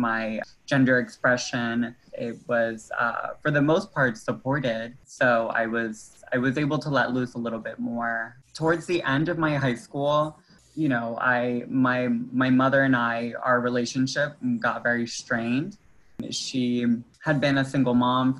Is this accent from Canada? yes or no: no; Metairie, Louisiana, United States; also born or lived in New Orleans; They moved to Metairie maybe when I was like in the second grade, and then I spent like most of growing up in Metairie